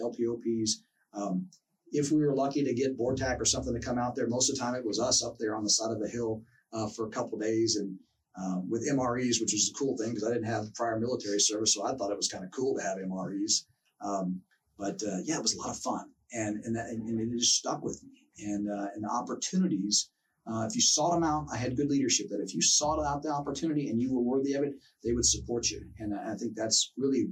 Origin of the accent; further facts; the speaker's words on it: Houston, Texas, United States; moved away as an adult; also born or lived in El Paso / Lordsburg, New Mexico; growing up in Houston